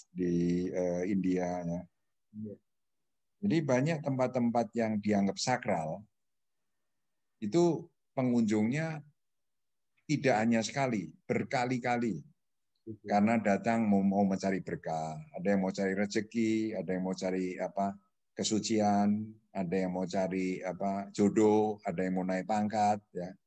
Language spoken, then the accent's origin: Indonesian; Magelang, Central Java, Indonesia; Kebetulan saya ini orang Magelang ya kan. Ya. Gunung Tidar di sana.